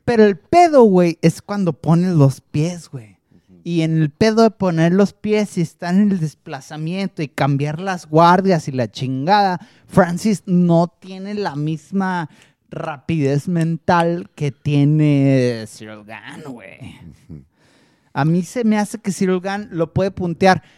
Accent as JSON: {"language": "Spanish", "country": "Mexico", "said": "somos los peleadores mexicanos"}